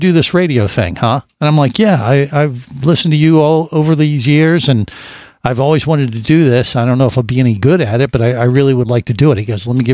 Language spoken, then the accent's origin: English; Cincinnati, Ohio, United States; when I was growing up in Cincinnati